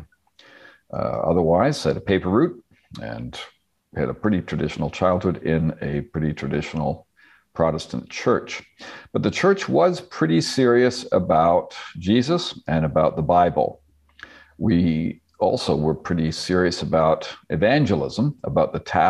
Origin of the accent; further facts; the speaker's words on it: Northern Ontario, Canada; also born or lived in South West England; I was raised in Northern Ontario. I spent a little bit of my boyhood in Britain, but otherwise was born and raised in Ontario, Canada